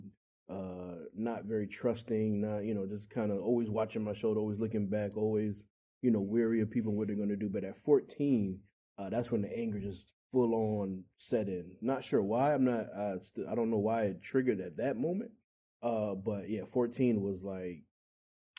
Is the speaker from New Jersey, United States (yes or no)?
yes; Englewood, New Jersey, United States; moved away as an adult; also born or lived in Texas; now in Virginia, United States; I grew up in Englewood, Teaneck, and Hackensack